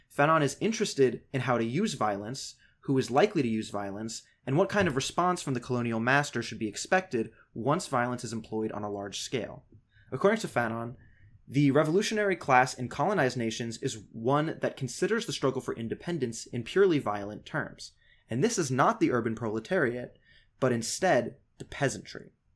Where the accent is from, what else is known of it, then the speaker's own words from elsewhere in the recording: United States; as an American leftist